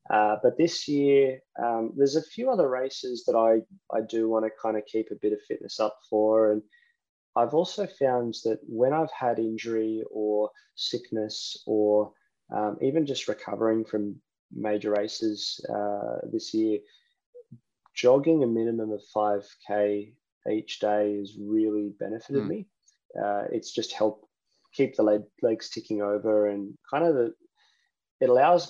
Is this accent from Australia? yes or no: yes; Queensland, Australia